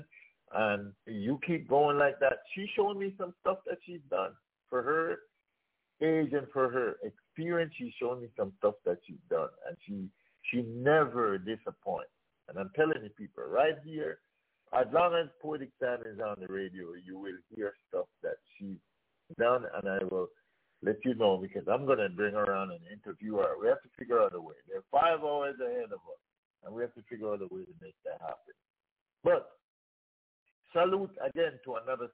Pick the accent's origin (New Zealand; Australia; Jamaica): Jamaica; We grew up in Jamaica